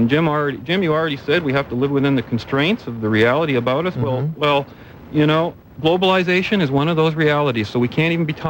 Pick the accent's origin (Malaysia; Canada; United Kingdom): Canada; I'm a Canadian